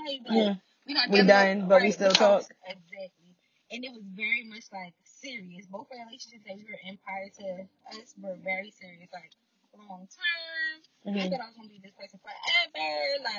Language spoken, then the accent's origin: English; Philadelphia, Pennsylvania, United States; I'm from West Philly, but I want to live in.